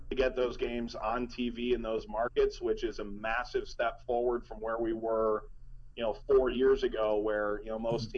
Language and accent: English; Cleveland, Ohio, United States; moved away as an adult; also born or lived in New York; now in New York area, United States; grew up in Cleveland